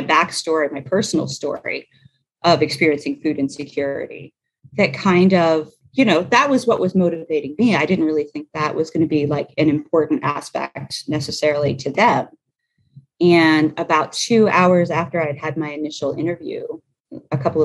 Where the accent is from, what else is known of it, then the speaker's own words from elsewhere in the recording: Pennsylvania, United States; now in Nashville, United States; I'm a Yankee, I'm from Pennsylvania